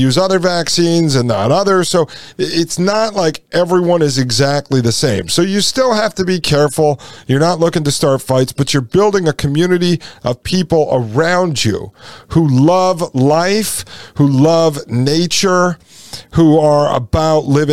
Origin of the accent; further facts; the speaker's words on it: Connecticut, United States; also born or lived in Nashville, Tennessee; now in Frederick, United States; I grew up in Connecticut